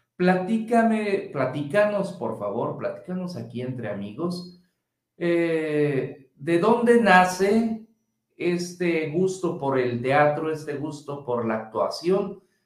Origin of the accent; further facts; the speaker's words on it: Mexico; nuestra cultura mexicana